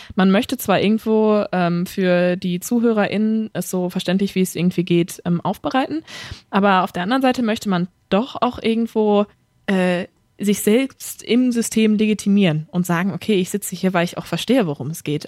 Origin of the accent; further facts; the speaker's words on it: Ruhrpott, North Rhine-Westphalia, Germany; accent: Ruhrpott dialect (Potteln); first language German; mit meinem Potteln gehe ich äh, absolut ähm, stiefmütterlich um, das lasse ich komplett zu Hause